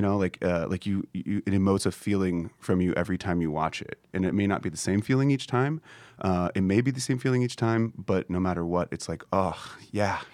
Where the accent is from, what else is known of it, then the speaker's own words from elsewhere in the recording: Kansas City, Missouri, United States; I'm from Kansas City, we don't make films in Kansas City